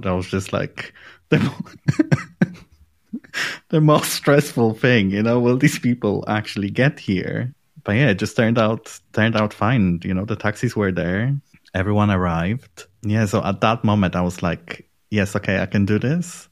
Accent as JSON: {"language": "English", "country": "Poland", "also_born_or_lived": "London, United Kingdom / Edinburgh, United Kingdom", "moved": "as an adult", "lives_now": "Berlin, Germany", "said": "I'm from Poland"}